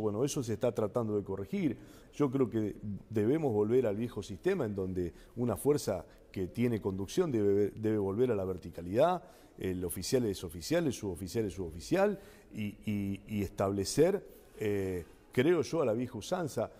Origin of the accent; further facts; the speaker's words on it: Rosario, Santa Fe, Argentina; Soy un rosarino, de, me, siento un rosarino de pura cepa